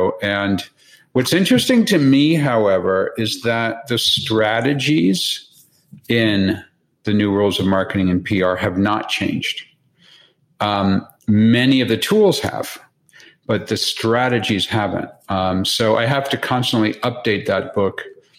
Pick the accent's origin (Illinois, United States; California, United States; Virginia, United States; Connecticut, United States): Connecticut, United States; also born or lived in Boston, United States / Long Island, United States / Tokyo, Japan / Hong Kong, Hong Kong; I was born in the Boston area. I lived in Long Island, New York. I went to my high school years in Connecticut.